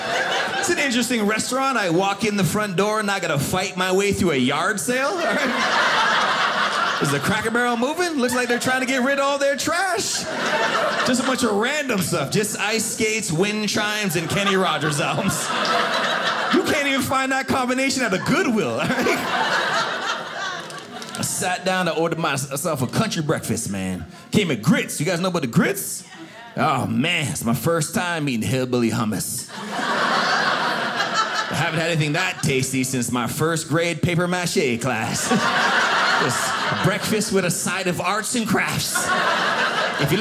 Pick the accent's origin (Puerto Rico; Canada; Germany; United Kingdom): Canada; moved away as an adult; now in Atlanta, United States; growing up in Canada